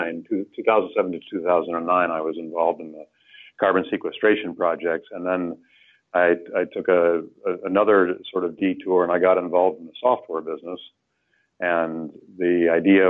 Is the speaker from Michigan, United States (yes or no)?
no; Illinois, United States; I grew up in Illinois where everything was black dirt